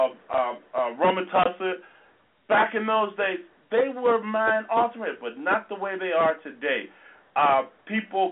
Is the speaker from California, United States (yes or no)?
no; Chicago, Illinois, United States; I was also raised in the Robert Taylor Homes